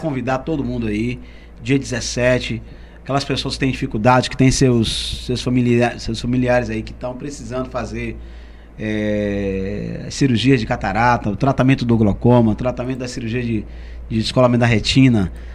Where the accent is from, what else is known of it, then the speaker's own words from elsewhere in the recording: Salvador, Bahia, Brazil; nasci lá, nasci na maternidade de Sila Bobina e morei lá no alto da, no alto da, da Undina. É. No alto da Undina desde a minha infância